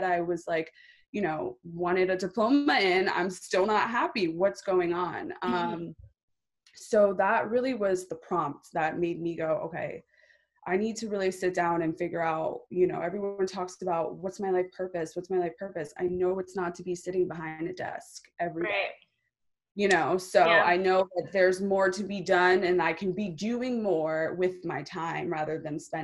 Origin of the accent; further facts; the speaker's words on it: Long Island, New York, United States; I grew up in New York, you know, very Long Island town